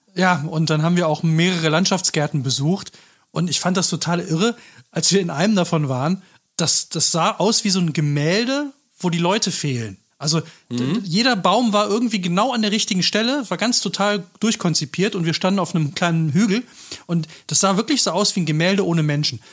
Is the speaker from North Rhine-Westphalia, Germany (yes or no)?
yes; Cologne, North Rhine-Westphalia, Germany; ich bin ja selber Rheinländer, Kölner